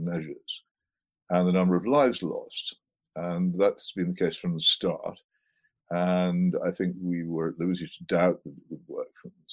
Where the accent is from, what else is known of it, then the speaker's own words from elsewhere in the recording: Oxford, South East England, United Kingdom; Oxford, my hometown